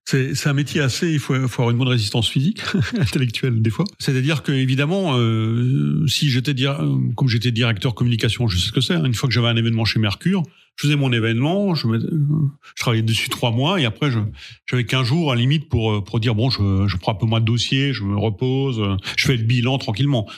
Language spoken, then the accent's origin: French; Sainte-Marie-aux-Mines, Grand Est, France; moved away; also born or lived in Lyon; je viens de la vallée de Sainte-Marie-aux-Mines